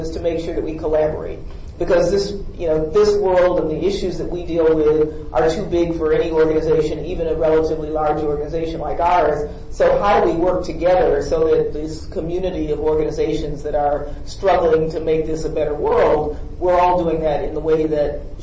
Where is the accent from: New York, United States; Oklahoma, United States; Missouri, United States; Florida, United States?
New York, United States; Buffalo; I'm from Buffalo, New York